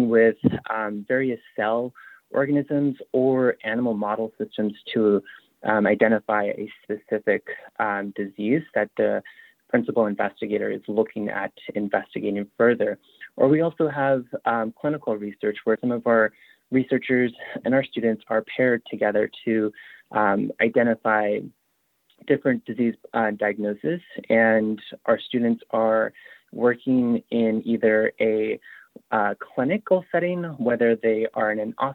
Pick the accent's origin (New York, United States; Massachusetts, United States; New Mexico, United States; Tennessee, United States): New Mexico, United States; Upper Fruitland; moved away as an adult; now in Utah, United States; I am Navajo. I'm originally from Upper Fruitland, New Mexico. I moved to the University of, or I moved to Utah in 2016